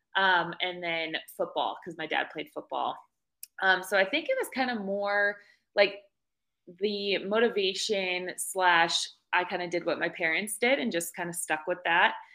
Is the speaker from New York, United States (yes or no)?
no; Monroe, Connecticut, United States; moved away as an adult; now in Colorado, United States; I actually grew up in Connecticut, um, a little town called Monroe